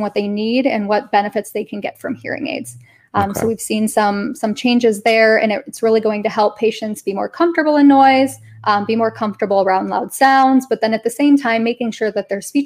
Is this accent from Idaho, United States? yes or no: no; Illinois, United States; moved away as an adult; also born or lived in Colorado; now in Texas, United States; I went to school for deaf ed in Illinois, where I'm from